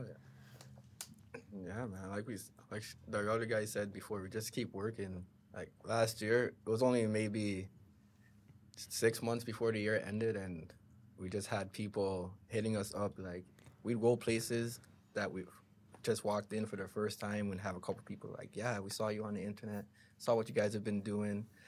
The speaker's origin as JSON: {"language": "English", "town": "Brampton", "region": "Ontario", "country": "Canada", "tie": "born or raised there", "said": "I grew up in Brampton, just like Lowry and Goals."}